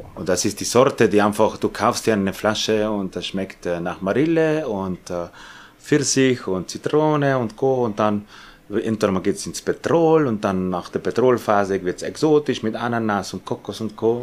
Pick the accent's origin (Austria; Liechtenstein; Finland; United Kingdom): Austria; bei uns in Österreich